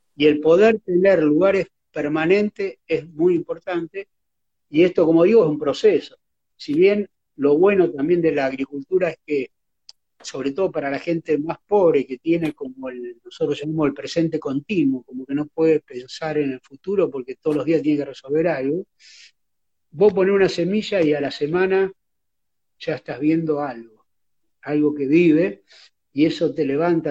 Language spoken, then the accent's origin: Spanish; Rosario, Santa Fe, Argentina; yo cuando era niño acá en Rosario